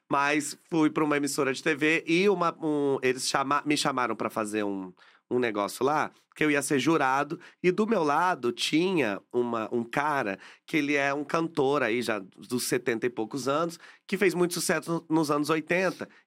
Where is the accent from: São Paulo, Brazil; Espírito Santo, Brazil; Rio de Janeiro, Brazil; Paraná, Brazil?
São Paulo, Brazil; Caçapava; now in São Paulo, Brazil; Mas quando a gente. Quando eu saí de Caçapava e vim para São Paulo